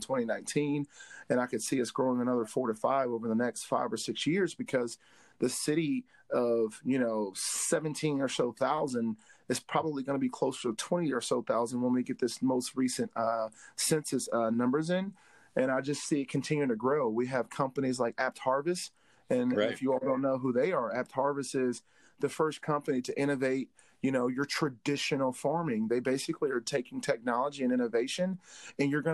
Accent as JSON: {"language": "English", "town": "Atlanta", "region": "Georgia", "country": "United States", "tie": "born or raised there", "moved": "as an adult", "lives_now": "Berea, United States", "said": "I grew up in Atlanta where there's a bunch of people from outside and everywhere"}